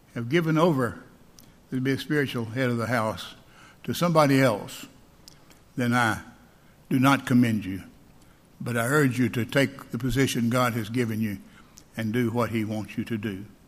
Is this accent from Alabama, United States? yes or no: yes; Alabama, United States; I'm from Alabama